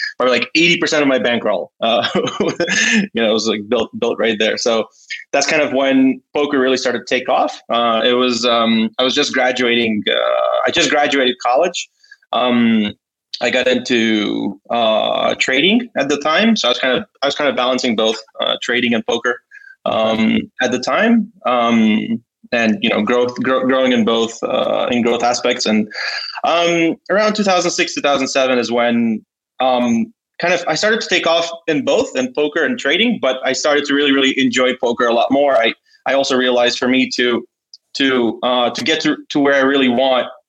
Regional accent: New York, United States; moved away as an adult; now in Ukraine; I grew up in New York

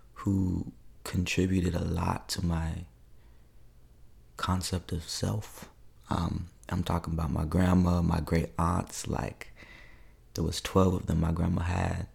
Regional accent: Federal Way, Washington, United States; moved away as an adult; also born or lived in Seattle, Washington; now in Louisiana, United States; I claim Federal Way, Washington, which is just south of Seattle.

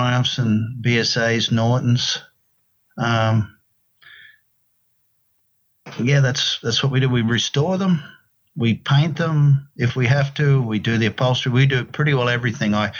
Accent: Queensland, Australia; moved away as an adult; also born or lived in Sydney; now in United States; I'm from Queensland, northeastern Australia

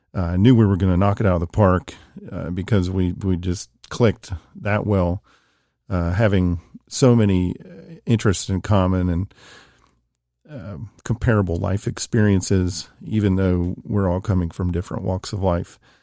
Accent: Huntington, West Virginia, United States; Growing up in Huntington

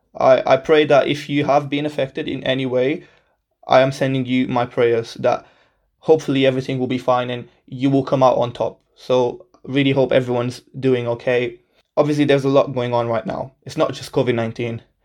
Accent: Portugal; moved away as an adult; also born or lived in Birmingham, England; now in England; I was born and raised in Portugal my whole life.

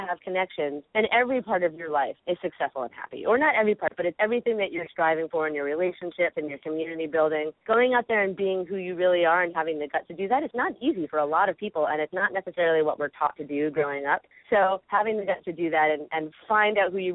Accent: New York, United States; now in California, United States; I'm originally from New York, but now I live in California

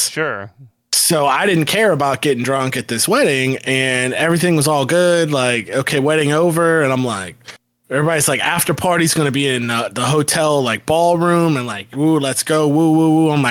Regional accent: Tampa, Florida, United States; If anybody doesn't know, I'm I'm from the Tampa Bay area

